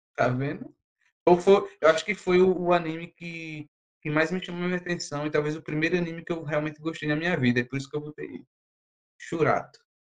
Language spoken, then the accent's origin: Portuguese; Brazil; enquanto brasileiro